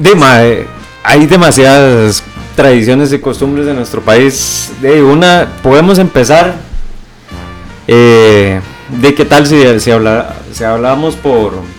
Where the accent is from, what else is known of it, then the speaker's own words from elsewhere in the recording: Costa Rica; uno como tico